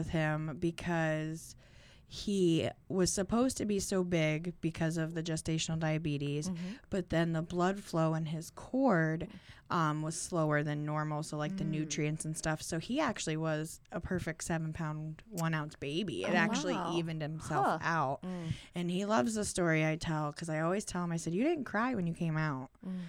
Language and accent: English; Girard, United States; I grew up out in Girard. Went to school there and all that.